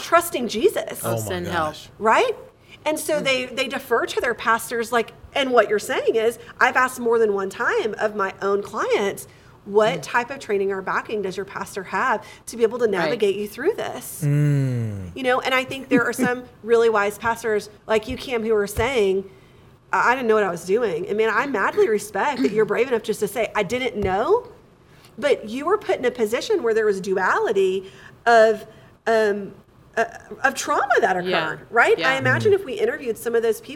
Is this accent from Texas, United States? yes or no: yes; Texas, United States; born in Texas. I've been here my whole life.